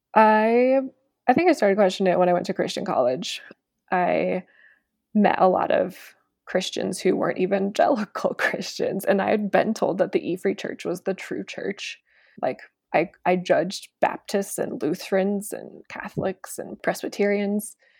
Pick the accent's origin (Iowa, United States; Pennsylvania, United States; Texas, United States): Iowa, United States; small town; moved away as an adult; now in Denver, United States; my hometown